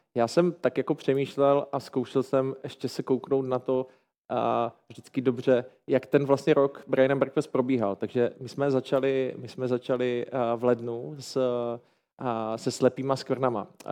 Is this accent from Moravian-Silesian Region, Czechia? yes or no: yes; Ostrava, Moravian-Silesian Region, Czechia; já jsem z Ostravy